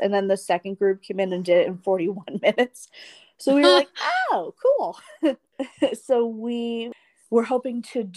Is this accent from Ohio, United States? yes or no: yes; Cleveland, Ohio, United States; I'm from Cleveland